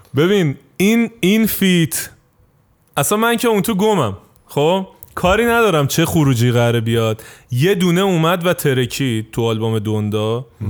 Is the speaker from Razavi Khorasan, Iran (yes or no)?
no; Tehran, Tehran Province, Iran; accent: Tehrani; also born or lived in Isfahan; now in Turkey; من خودم بچه تهران نیستم میگم من اصفهانی